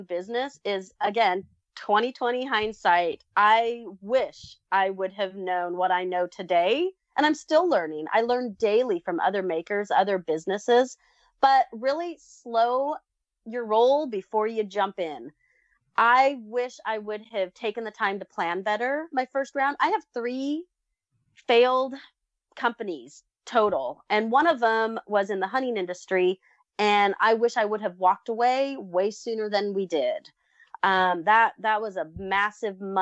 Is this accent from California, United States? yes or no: yes; Southern California, United States; also born or lived in Texas; now in Missouri, United States; I grew up in Southern California.